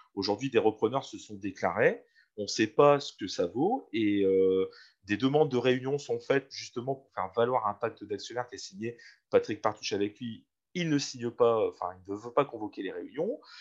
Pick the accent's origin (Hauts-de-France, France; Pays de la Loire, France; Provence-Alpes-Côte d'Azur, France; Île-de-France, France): Hauts-de-France, France; Valenciennes; Je suis né à Valenciennes, j'ai grandi à Valenciennes